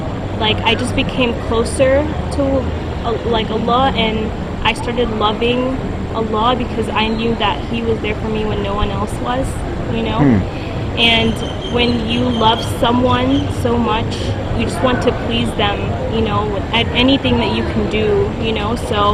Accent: Pakistan; And I'm Pakistani

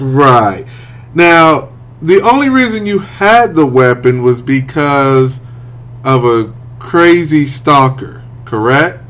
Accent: Wichita, Kansas, United States; moved away as an adult; also born or lived in Topeka, Kansas; I'm from Wichita

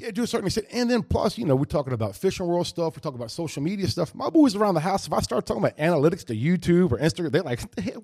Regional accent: White Oak, United States; Growing up around White Oak

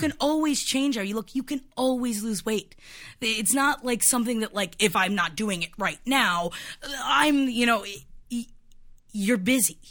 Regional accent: Florida, United States; moved away; my hometown, which is extremely racist and homophobic

